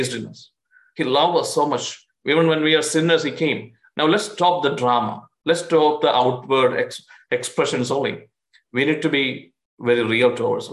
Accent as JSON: {"language": "English", "country": "India", "moved": "yes", "lives_now": "United States", "said": "I'm an Indian citizen"}